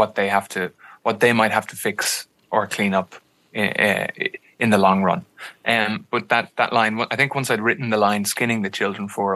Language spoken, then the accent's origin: English; Ireland